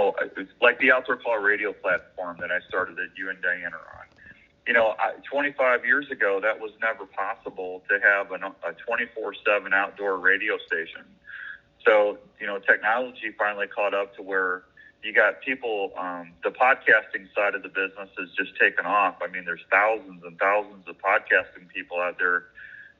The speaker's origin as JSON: {"language": "English", "town": "Washington", "region": "Missouri", "country": "United States", "tie": "born or raised there", "also_born_or_lived": "St. Louis, Missouri", "moved": "as an adult", "lives_now": "Des Moines, United States", "said": "Originally from Washington, Missouri, which is about 45 minutes west of St. Louis. That's where I grew up."}